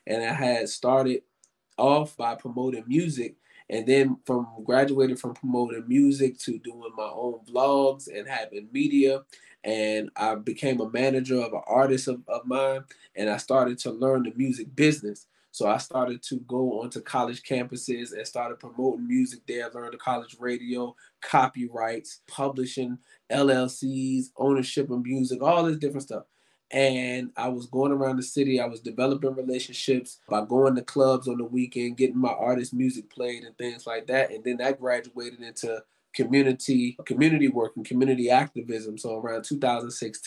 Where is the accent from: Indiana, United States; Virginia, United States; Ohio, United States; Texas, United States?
Virginia, United States; Richmond; moved away; I was born and raised in Richmond and graduated high school